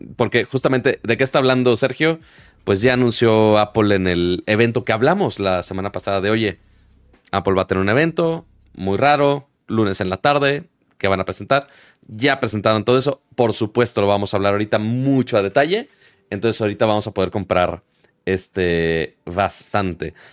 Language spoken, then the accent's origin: Spanish; Monterrey, Nuevo León, Mexico; now in Mexico City, Mexico; uno siendo regio